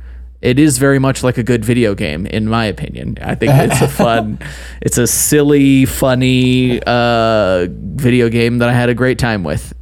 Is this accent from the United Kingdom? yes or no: no; Utah, United States; I grew up in Utah, but I also still live in Utah, yes. And I have family in Idaho.